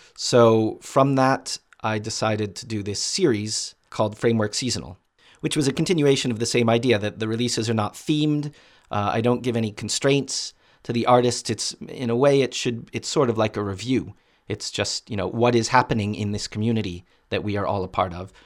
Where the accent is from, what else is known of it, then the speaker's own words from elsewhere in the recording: Boston, Massachusetts, United States; When I was growing up in Boston